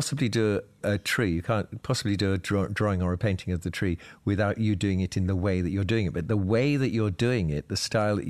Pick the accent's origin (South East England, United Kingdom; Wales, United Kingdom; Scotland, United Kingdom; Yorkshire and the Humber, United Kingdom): South East England, United Kingdom; I mean, growing up in Sussex at that particular time, it was a fairly bohemian place.